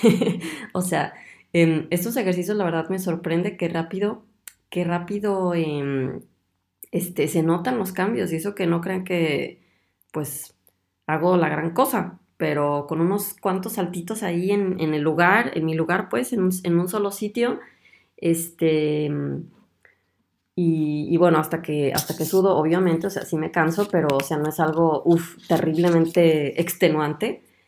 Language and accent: Spanish; Guadalajara, Jalisco, Mexico; Guadalajara, de donde yo soy